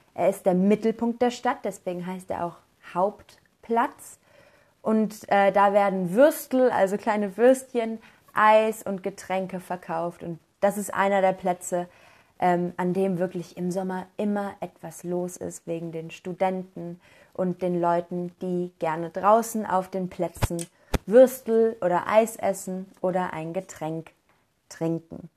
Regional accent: Innsbruck, Tyrol, Austria; Der Inn fließt durch Innsbruck, da wo ich herkomme

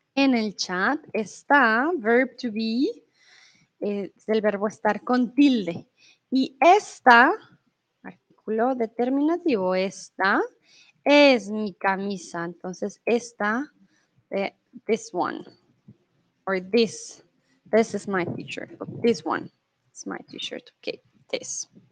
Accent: Colombia; now in Germany; soy de Colombia, comúnmente vivo en Alemania y eh, ahora estoy en México

